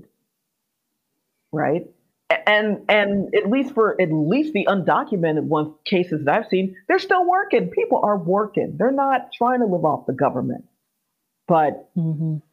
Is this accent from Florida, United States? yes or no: yes; Miami, Florida, United States; moved away as an adult; also born or lived in Austin, Texas / Scotland; now in United Kingdom; I'm from Miami